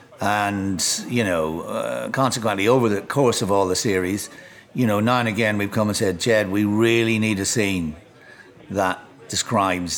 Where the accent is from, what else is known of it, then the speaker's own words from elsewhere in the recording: Enniskillen, Northern Ireland, United Kingdom; also born or lived in Highgate, London; now in London, United Kingdom; Both Beckett and Oscar Wilde went to school in my hometown